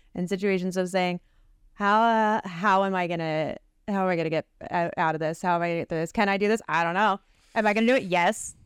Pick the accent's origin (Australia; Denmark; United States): United States; Philadelphia, Pennsylvania; we're from the Philly area, we're Sixers fans